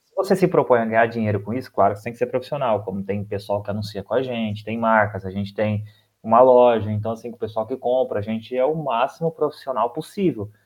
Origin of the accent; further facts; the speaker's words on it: near Presidente Prudente, interior of São Paulo, Brazil; eu sou aqui do interior de São Paulo, perto de Presidente Prudente